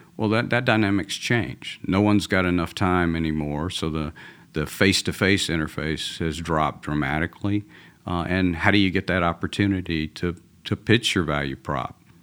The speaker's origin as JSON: {"language": "English", "town": "Atlanta", "region": "Georgia", "country": "United States", "accent": "Georgia", "moved": "yes", "lives_now": "Texas, United States", "said": "I'm originally from Atlanta, from, uh, a, a Southern boy. So even though I live in Texas now, this is a Georgia accent"}